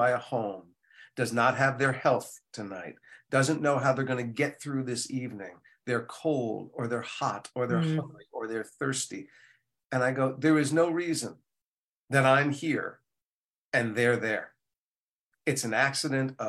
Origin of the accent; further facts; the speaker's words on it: New Jersey, United States; also born or lived in Maplewood, New Jersey / Livingston, New Jersey; growing up in Jersey